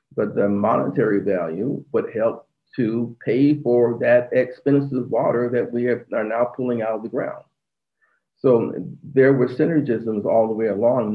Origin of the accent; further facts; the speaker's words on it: Phoenix, Arizona, United States; the inner city where I'm from. I was born in Phoenix, Arizona